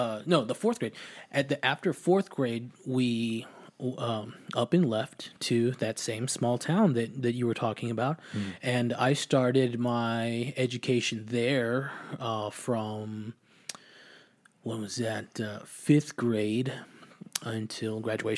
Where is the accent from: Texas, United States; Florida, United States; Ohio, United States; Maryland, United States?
Texas, United States; Austin; also born or lived in Lockhart, Texas; and as my name states, I was born in Austin as well.